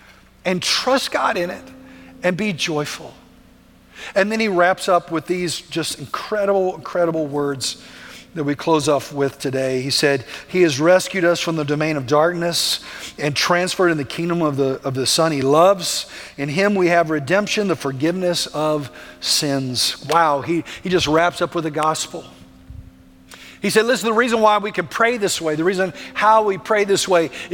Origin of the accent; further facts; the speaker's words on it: United States; we don't think that way as American Christians